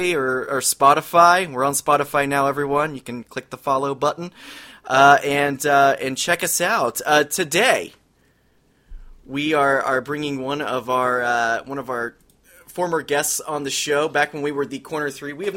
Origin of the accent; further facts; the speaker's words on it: Cincinnati, Ohio, United States; I'm from Cincinnati